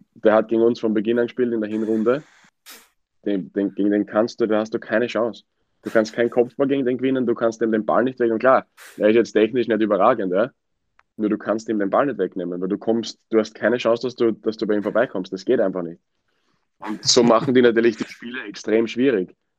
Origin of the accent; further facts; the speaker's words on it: Wiener Neustadt, Lower Austria, Austria; now in England, United Kingdom; in Wiener Neustadt